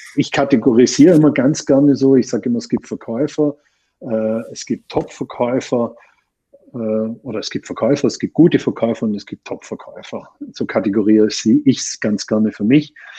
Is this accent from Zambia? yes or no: no; Austria; bei uns in Österreich